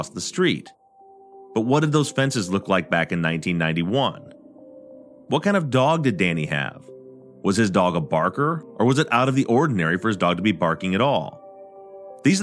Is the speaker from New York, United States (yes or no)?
no; Michigan, United States; I'm from Michigan